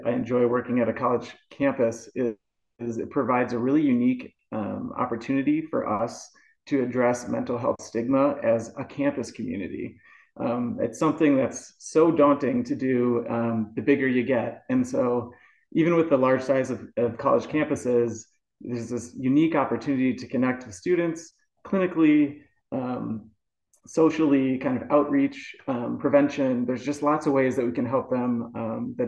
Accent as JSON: {"language": "English", "region": "Wisconsin", "country": "United States", "tie": "born or raised there", "also_born_or_lived": "Indianapolis, Indiana / Milwaukee, Wisconsin", "moved": "as an adult", "lives_now": "Ogden, United States", "said": "I grew up in Wisconsin, went to grad school in Indiana"}